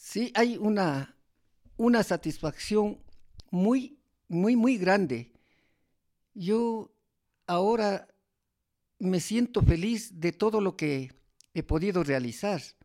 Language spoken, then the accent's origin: Spanish; Sigchos, Cotopaxi, Ecuador; also born or lived in Toacaso / Latacunga; mi pueblo Sichos